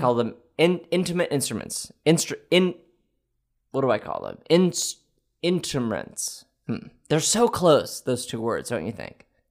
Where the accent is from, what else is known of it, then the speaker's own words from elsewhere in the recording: Quebec, Canada; I was born in Canada